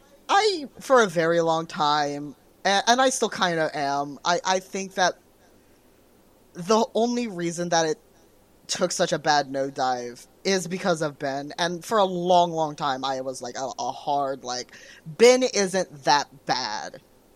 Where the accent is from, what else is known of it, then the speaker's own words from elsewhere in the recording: Canada; I keep saying a boot because I'm Canadian.